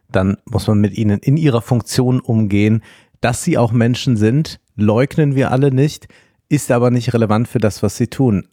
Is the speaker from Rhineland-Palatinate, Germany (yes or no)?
yes; Rhineland-Palatinate, Germany; das Land Rheinland-Pfalz, mein Heimatland